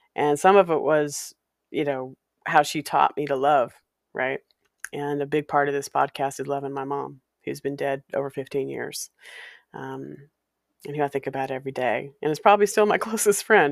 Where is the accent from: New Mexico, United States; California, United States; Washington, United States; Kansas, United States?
Washington, United States; Walla Walla; growing up in Walla Walla